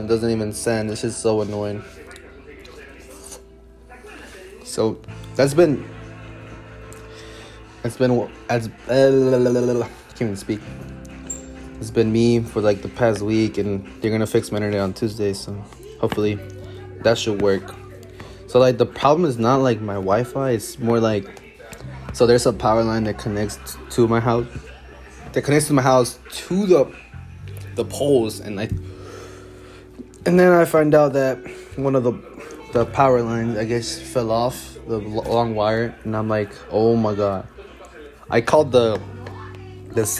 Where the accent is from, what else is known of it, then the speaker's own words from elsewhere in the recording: Dallas, Texas, United States; born and raised in Dallas, Texas.